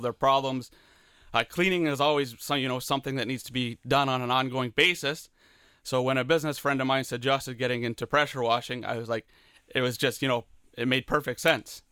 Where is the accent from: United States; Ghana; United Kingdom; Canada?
Canada; Leamington, Ontario; I grew up in Leamington